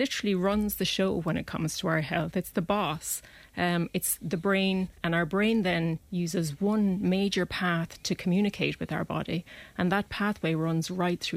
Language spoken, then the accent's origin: English; close to Clonmel, Tipperary, Ireland; also born or lived in Dublin; now in Clonmel, Ireland; we moved from Dublin, and I grew up close to Clonmel